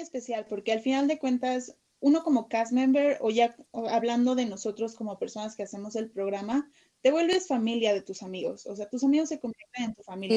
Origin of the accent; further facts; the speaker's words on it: Mexico; nosotros como mexicanos